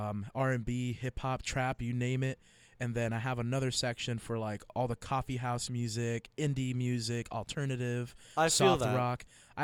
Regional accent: New York, United States; You're telling me this because I'm a New Yorker.

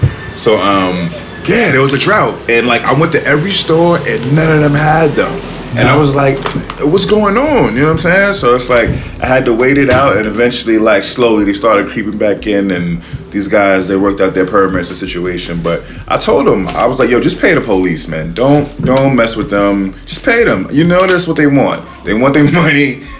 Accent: New York City, New York, United States; I'm from the Bronx.

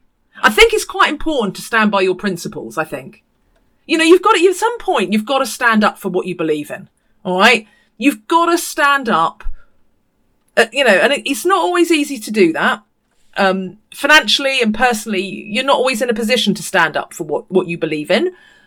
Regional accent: New Zealand; now in United Kingdom; But I have it because I'm a New Zealander, so that I'm a Kiwi, so they don't know how to position me.

